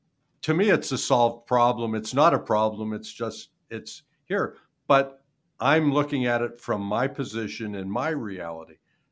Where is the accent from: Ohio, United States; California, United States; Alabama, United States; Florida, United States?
Ohio, United States; Youngstown; I'm from Youngstown.